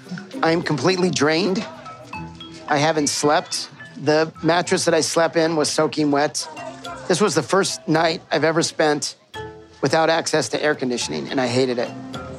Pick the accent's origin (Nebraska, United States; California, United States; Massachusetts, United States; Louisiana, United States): California, United States; San Diego; I'm 54 years old. … I'm from San Diego, California.